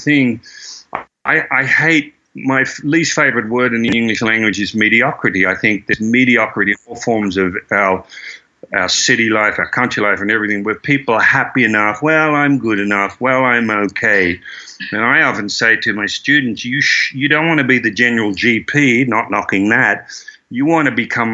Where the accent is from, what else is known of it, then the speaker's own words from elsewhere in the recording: Croydon, Victoria, Australia; I grew up in Croydon